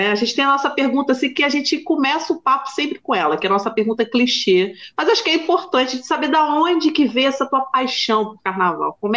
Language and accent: Portuguese; Bahia, Brazil; Eu, como baiana, é muito mais fácil, é só eu passar com aquela minha saia que todo mundo para pro, pro atravessar.